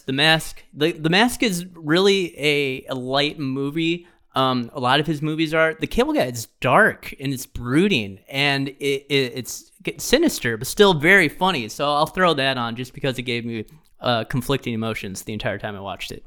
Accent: Midwest, United States; a Midwesterner

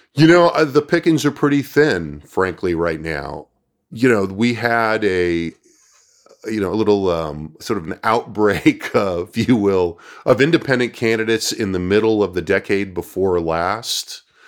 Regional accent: California, United States; now in Austin, United States; I was from California

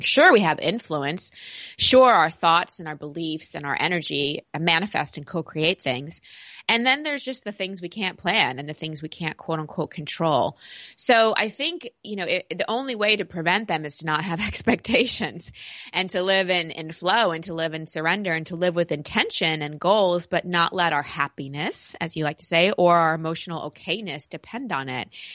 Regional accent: Texas, United States; growing up in Texas

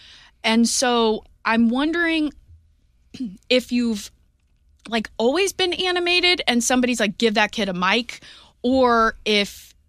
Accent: Fenton, Missouri, United States; I'm from Fenton.

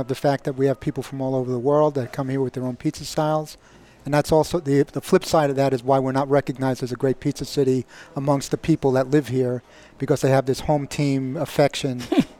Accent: New York City, New York, United States; moved away; I'm from Brooklyn

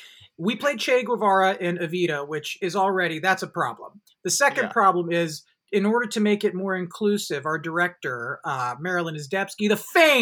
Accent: Bay Area, California, United States; we grew up in the Bay Area together

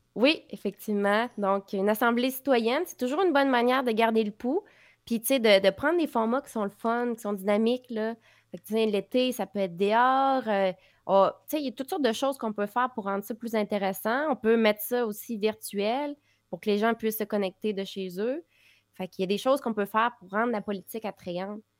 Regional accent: Quebec, Canada; On est québécois

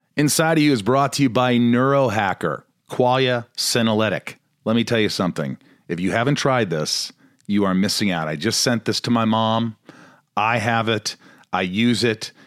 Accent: Indiana, United States; moved away; I grew up in Indiana.

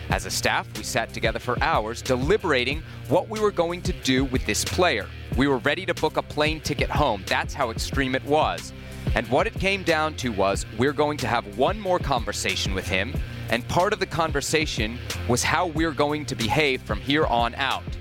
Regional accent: Washington, District of Columbia, United States; my my hometown of Washington.

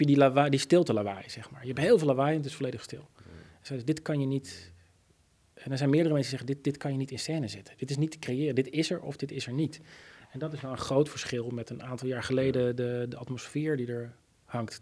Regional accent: Oegstgeest, South Holland, Netherlands; ik ben opgegroeid in Oesgeest

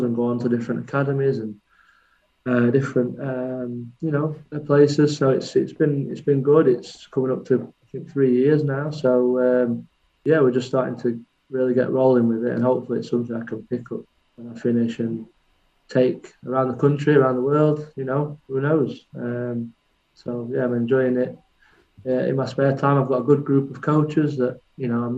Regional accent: Worksop, East Midlands, United Kingdom; my hometown of Worksop, just outside of Sheffield

